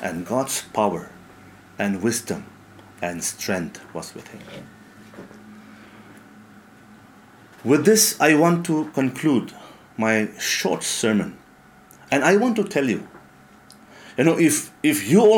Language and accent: English; Mokokchung, Nagaland, India; my hometown, Mokokchung